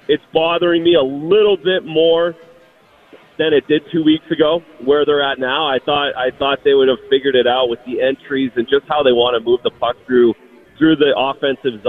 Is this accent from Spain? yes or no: no; Canada